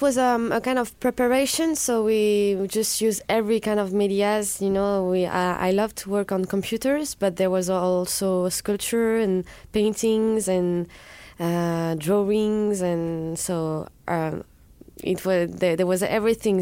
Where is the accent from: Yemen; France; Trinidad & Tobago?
France; southwest France; I'm from the Southwest, and in the Southwest of France, you're not supposed to love Paris